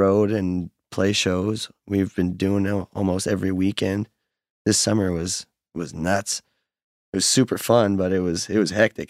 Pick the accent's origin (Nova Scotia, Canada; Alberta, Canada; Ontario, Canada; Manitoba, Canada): Nova Scotia, Canada; Fall River; born or raised there; moved away as an adult; also born or lived in Halifax, Nova Scotia; now in northern New Brunswick, Canada